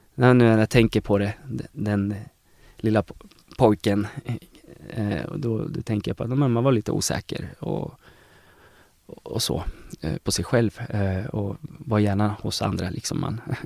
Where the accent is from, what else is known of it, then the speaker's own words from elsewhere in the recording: Eskilstuna, Södermanland, Sweden; moved away as an adult; now in Uppsala, Sweden; jag är från Eskilstuna